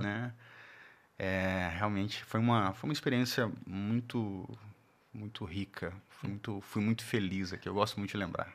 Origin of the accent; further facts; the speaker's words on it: Belo Horizonte, Minas Gerais, Brazil; moved away as an adult; also born or lived in Aracaju, Sergipe / Natal / Porto Velho / Pirassununga; Em 94, minha família se muda para Belo Horizonte